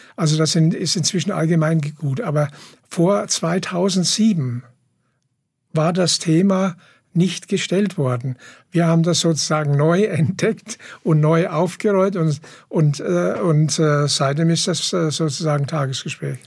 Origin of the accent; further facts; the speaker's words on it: Ettlingen, Baden-Württemberg, Germany; in Ettlingen, wo ich herkomme, Karlsruhe